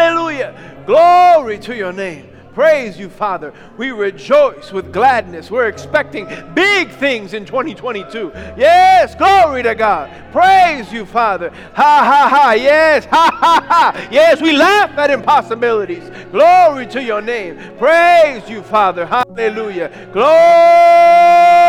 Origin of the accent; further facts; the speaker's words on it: New York, United States; I grew up in New York just wreaking havoc